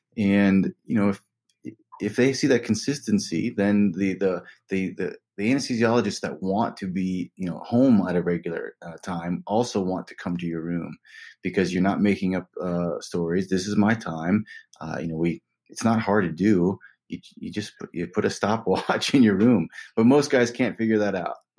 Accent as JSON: {"language": "English", "region": "West Virginia", "country": "United States", "tie": "born or raised there", "moved": "yes", "lives_now": "New York, United States", "said": "I'm from West Virginia, a small cinder block house in West Virginia. Had no money growing up"}